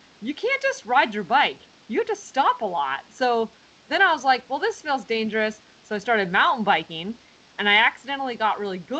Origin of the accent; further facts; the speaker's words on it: Santa Rosa, California, United States; I was born in Santa Rosa